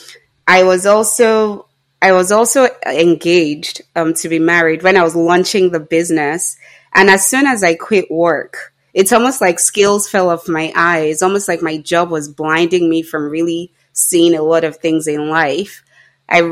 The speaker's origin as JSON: {"language": "English", "country": "Nigeria", "said": "being Nigerian"}